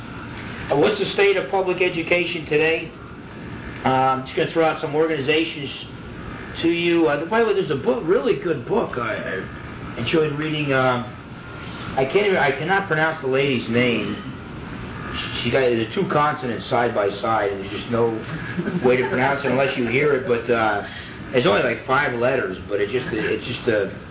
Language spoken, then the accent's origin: English; New Jersey, United States; a Roman Catholic kid growing up in New Jersey